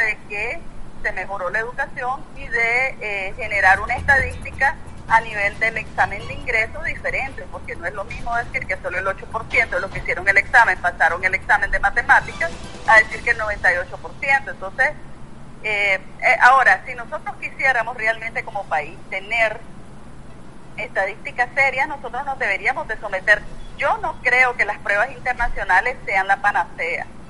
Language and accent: Spanish; Nicaragua; como ciudadana nicaragüense